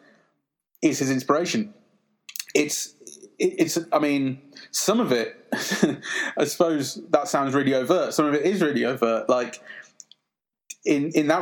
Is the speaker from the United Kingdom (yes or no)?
yes; United Kingdom; as a British person